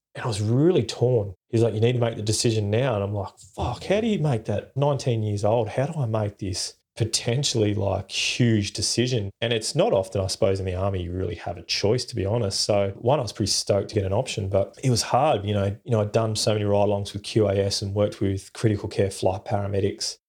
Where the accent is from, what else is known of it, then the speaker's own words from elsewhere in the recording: Perth, Western Australia, Australia; I grew up in Perth in Western Australia